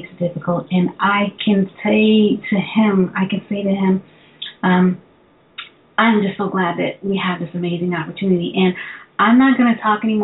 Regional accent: New York City, New York, United States; I'm also originally from Brooklyn

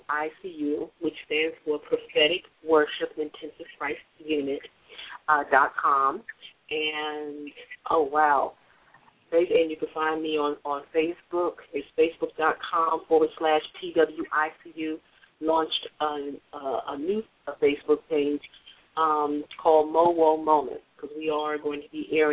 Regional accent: New Jersey, United States; I am from the East Coast, and I'm a Jersey girl.

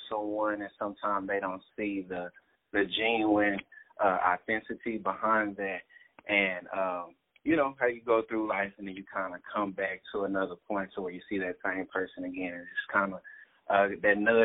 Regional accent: Dallas, Texas, United States; I was born and raised in Dallas, Texas

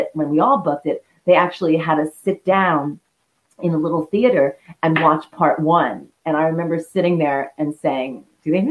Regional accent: New York City, New York, United States; I grew up in the Bronx

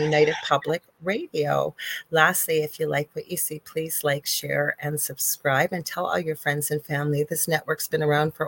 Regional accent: Canada; I'm a Canadian clairvoyant medium

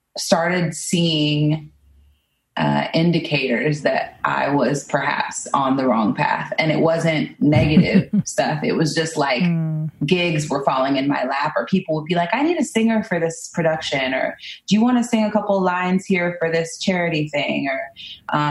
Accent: Portland, Oregon, United States; I'm from Portland, Oregon, and I grew up here

